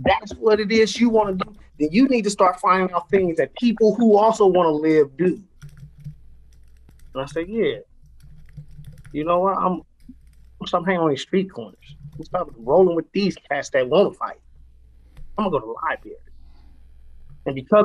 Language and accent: English; Oakland, California, United States; moved away as an adult; now in Wisconsin, United States; I'm from the Bushrod area in North Oakland specifically.